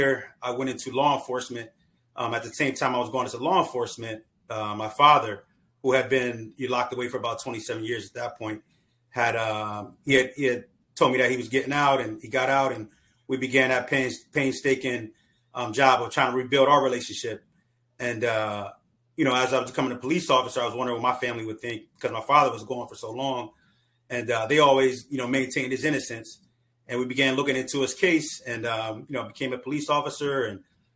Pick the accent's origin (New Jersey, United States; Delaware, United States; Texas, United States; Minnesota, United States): Delaware, United States; Wilmington; I'm originally from Wilmington, Delaware, where I grew up at.